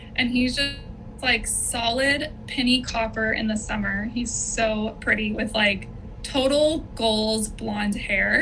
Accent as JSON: {"language": "English", "area": "Orange County", "region": "California", "country": "United States", "tie": "born or raised there", "also_born_or_lived": "Temecula Valley, California", "lives_now": "Temecula, United States", "said": "I was born in Orange County, more in like the city"}